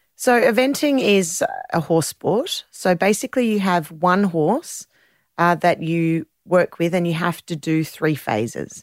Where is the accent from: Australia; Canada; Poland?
Australia; Sydney, New South Wales; I grew up in the North Shore of Sydney